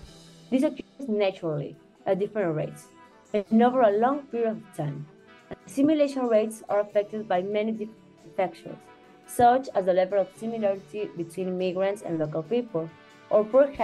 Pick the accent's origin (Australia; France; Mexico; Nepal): Mexico; English is a second language; moved away as an adult; now in United States; I'm originally from Mexico, and I recently immigrated to the United States. Sorry for my English.